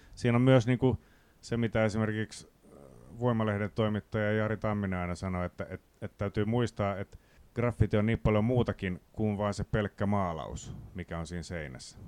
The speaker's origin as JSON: {"language": "Finnish", "town": "Riihimäki", "region": "Kanta-Häme", "country": "Finland", "said": "Mä tuun Riihimäeltä"}